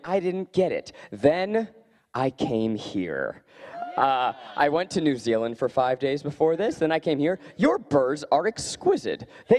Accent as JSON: {"language": "English", "region": "New York", "country": "United States", "tie": "born or raised there", "said": "I grew up in New York."}